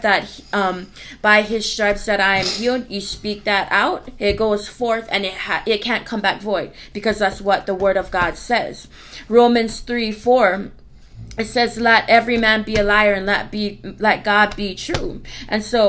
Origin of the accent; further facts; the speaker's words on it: Hana, Hawaii, United States; now in West Virginia, United States; I'm from Hana, Hawaii